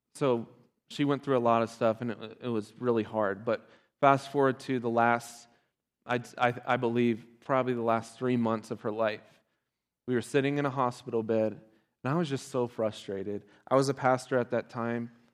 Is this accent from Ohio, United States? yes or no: yes; Ohio, United States; I'm from Ohio